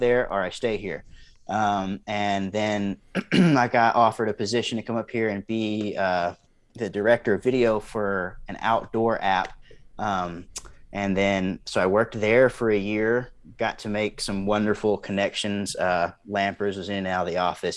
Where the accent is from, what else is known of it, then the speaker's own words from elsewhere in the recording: East Texas, United States; now in Montana, United States; born and raised in East Texas, the son of a basketball coach